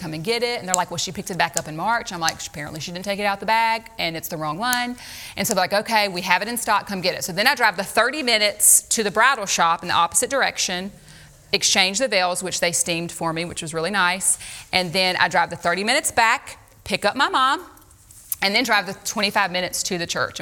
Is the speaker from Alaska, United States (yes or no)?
no; Louisiana, United States; moved away; we're from Louisiana